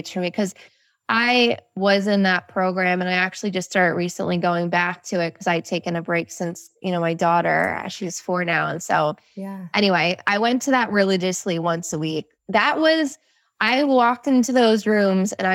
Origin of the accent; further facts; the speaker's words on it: New Jersey, United States; I'm from New Jersey